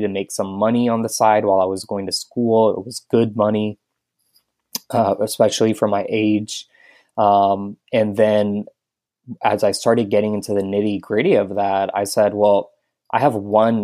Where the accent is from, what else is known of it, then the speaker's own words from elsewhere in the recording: Houston, Texas, United States; moved away as an adult; now in Tampa, United States; I grew up in Houston, Texas